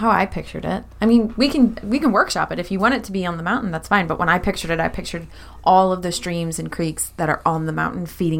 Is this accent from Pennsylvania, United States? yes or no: yes; Pennsylvania, United States; I'm from Pennsylvania.